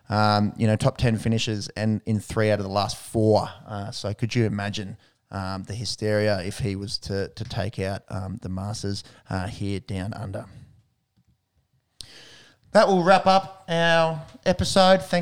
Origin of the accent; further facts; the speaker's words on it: Australia; Obviously, a big favourite mm. of ours as an Aussie